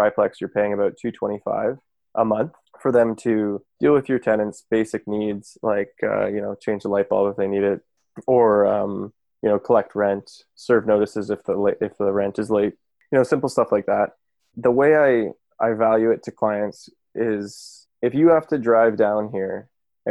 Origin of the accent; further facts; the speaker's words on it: Kitchener, Ontario, Canada; I'm from Kitchener-Waterloo originally.